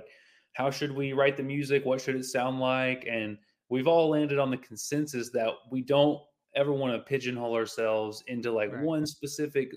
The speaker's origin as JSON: {"language": "English", "region": "the South", "country": "United States", "tie": "born or raised there", "said": "Growing up in the South, there's like tons of country and Christian influence."}